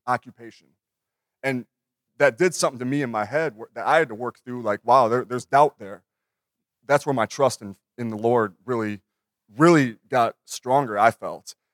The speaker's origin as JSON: {"language": "English", "region": "Minnesota", "country": "United States", "tie": "born or raised there", "said": "I had my dream job at thirty-two. And in my hometown"}